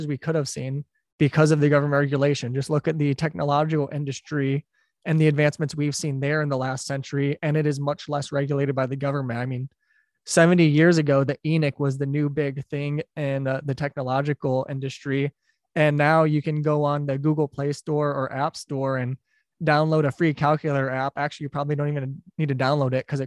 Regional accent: Detroit, Michigan, United States; I'm from Detroit. So I grew up near the Ambassador Bridge

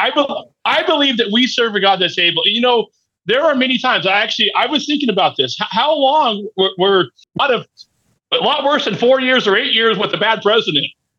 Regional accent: Oklahoma, United States; also born or lived in Texas; I was born in Texas. My parents were born and raised in Texas. I moved here in Oklahoma when I was four

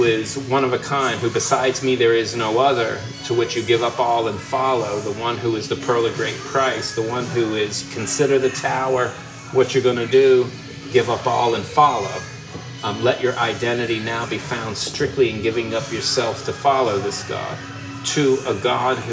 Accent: Richmond, Virginia, United States; where I grew up in Richmond, Virginia

